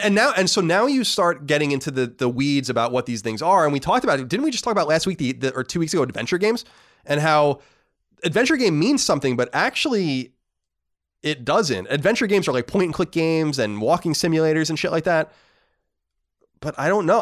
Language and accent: English; Long Island, New York, United States; my hometown on Long Island